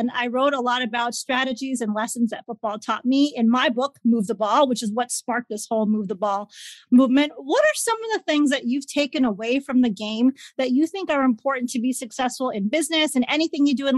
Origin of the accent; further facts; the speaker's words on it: Chicago, Illinois, United States; I'm from Chicago